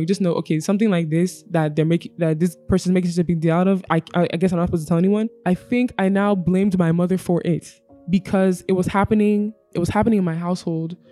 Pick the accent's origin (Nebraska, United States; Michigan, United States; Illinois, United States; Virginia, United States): Virginia, United States; moved away as an adult; also born or lived in Abia State, Nigeria; now in Lagos, Nigeria; I was born and raised in Virginia, U S